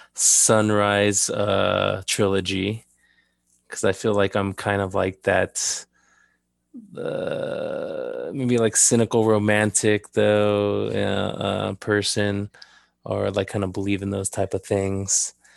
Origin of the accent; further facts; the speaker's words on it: Southern California, United States; also born or lived in Downey / Montebello; I was born and raised in Southern California.